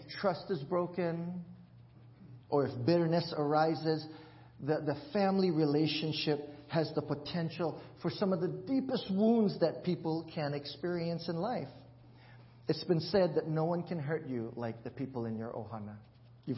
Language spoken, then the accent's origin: English; Hawaii, United States; I grew up in Hawaii